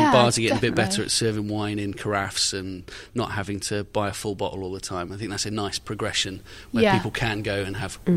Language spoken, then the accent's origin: English; England, United Kingdom